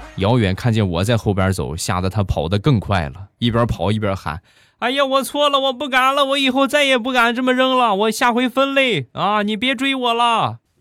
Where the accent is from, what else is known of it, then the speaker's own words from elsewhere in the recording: China; 我们中国人在激动的时候都会说的两个字儿